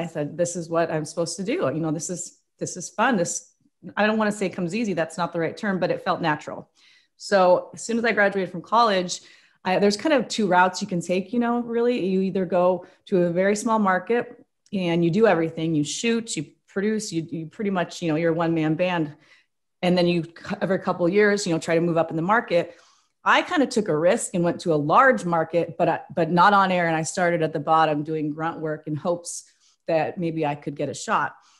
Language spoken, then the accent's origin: English; Spokane, Washington, United States; also born or lived in Indiana; now in Portland, United States; I'm from Spokane